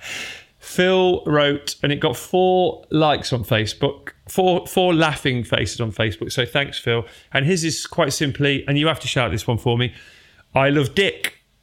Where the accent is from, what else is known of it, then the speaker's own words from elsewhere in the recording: Derby, East Midlands, United Kingdom; we're both from Derby